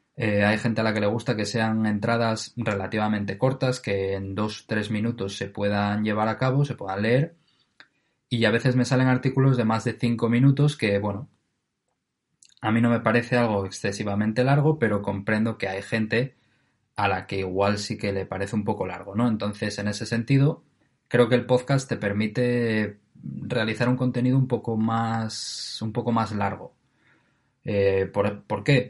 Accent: Oviedo, Asturias, Spain; de Oviedo, eh, que es de donde yo soy

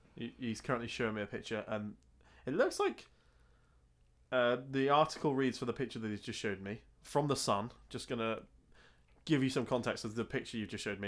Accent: England, United Kingdom; I was born in England, so therefore I'm English

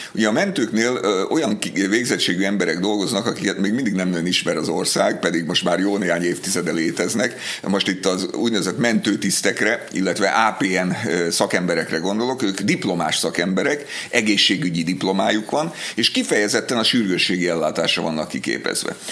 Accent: Budapest, Hungary; az én gyerekkoromban, ugye én Budapesten laktam

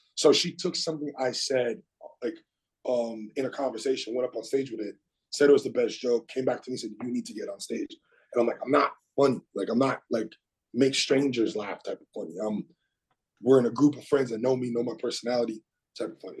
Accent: South Shore, Quebec, Canada; I was a kid and I, I grew up in the South Shore.

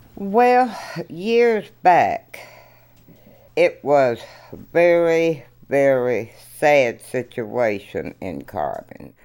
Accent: Knox County, Kentucky, United States; I was born in Knox County, 1927

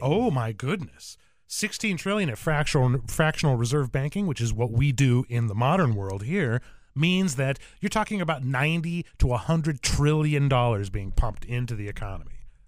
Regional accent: Arizona, United States; I'm from Arizona

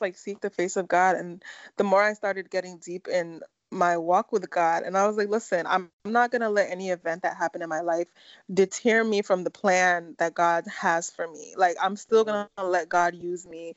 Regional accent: Nigeria; we're Nigerian

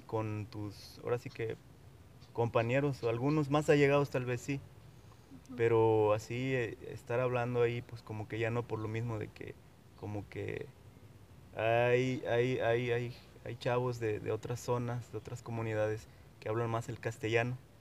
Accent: Huasteca region of Veracruz, Mexico; first language Nahuatl; Spanish is a second language; soy nahuablante eh, de la, eh, del estado de Veracruz, de la zona huasteca veracruzana

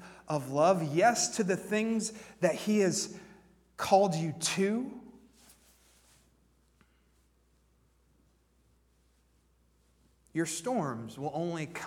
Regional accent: Warren, Pennsylvania, United States; moved away as an adult; also born or lived in Nashville, Tennessee; I'm originally from Warren, Pennsylvania

